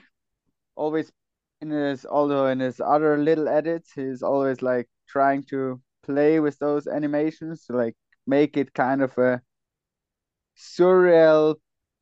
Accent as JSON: {"language": "English", "region": "Salzburg", "country": "Austria", "tie": "born or raised there", "said": "I'm originally from Salzburg, but my mom is from Kitzbühel"}